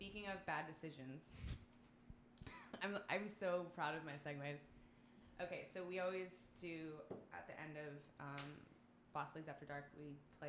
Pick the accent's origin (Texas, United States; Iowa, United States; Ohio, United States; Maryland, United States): Texas, United States; I grew up in Texas.